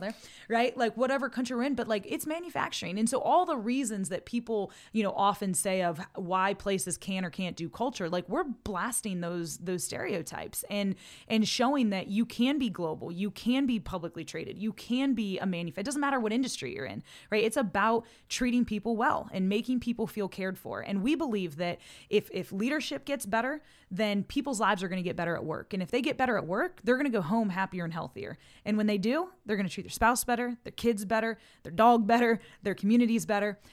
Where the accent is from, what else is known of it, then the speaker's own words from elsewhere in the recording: Montrose, Pennsylvania, United States; also born or lived in Ohio; being raised in Montrose, Pennsylvania